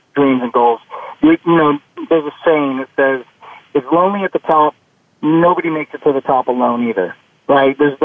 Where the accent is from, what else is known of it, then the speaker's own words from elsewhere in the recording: Northern California, United States; I grew up in Northern California.